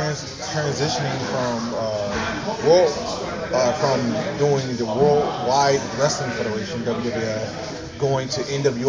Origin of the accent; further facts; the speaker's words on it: Honolulu, Hawaii, United States; I grew up in Honolulu, Hawaii.